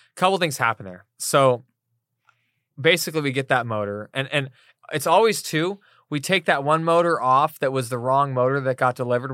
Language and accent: English; East Coast, United States; moved away; we're both from the East Coast